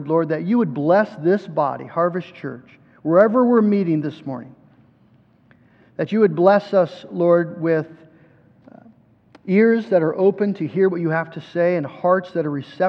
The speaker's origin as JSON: {"language": "English", "country": "United States", "said": "we as American Christians"}